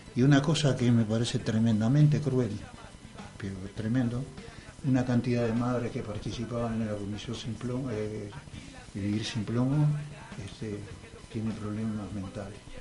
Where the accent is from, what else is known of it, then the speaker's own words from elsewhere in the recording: Montevideo, Uruguay; yo soy de La Teja, soy de izquierda, soy un obrero